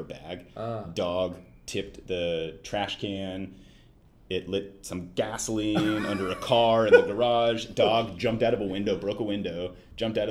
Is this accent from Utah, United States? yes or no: no; Alamo, California, United States; born or raised there; also born or lived in Napa, California